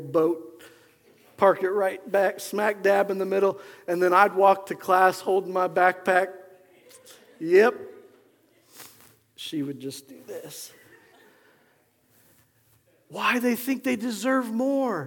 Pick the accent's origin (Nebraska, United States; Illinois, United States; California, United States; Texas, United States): Nebraska, United States; growing up in Nebraska